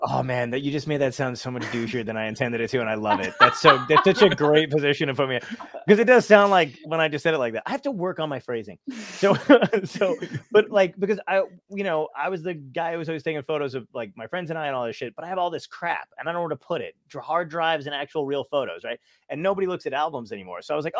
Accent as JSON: {"language": "English", "town": "Brooklyn", "region": "New York", "country": "United States", "tie": "born or raised there", "said": "You know, I was born in Brooklyn. So I'm from Brooklyn. My whole family is from Brooklyn."}